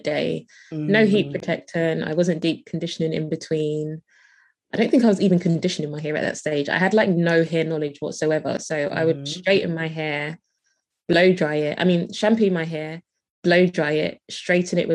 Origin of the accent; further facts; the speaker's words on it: London, United Kingdom; I live in the UK, I'm from London.